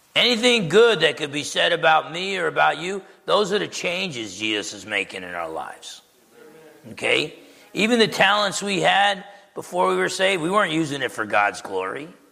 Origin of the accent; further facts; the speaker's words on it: Essex County, New Jersey, United States; I grew up in Essex County, New Jersey, with the Italians